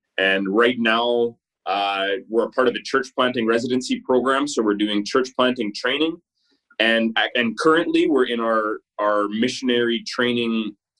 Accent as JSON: {"language": "English", "region": "Manitoba", "country": "Canada", "tie": "born or raised there", "moved": "as an adult", "lives_now": "Abbotsford, Canada", "said": "I am a Manitoban born Canadian."}